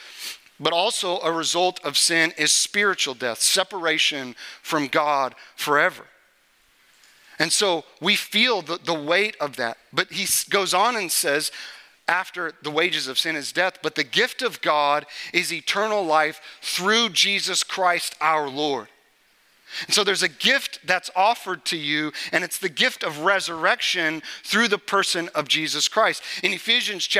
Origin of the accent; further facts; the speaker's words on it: Topeka, Kansas, United States; I grew up in Topeka, Kansas.